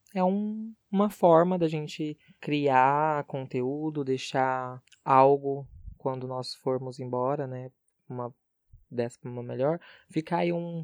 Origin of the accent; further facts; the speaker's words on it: Barretos, São Paulo, Brazil; moved away as an adult; now in São José do Rio Preto, Brazil; eu sou de Barretos terra do peão, e moro em Rio Preto já faz um bom tempo.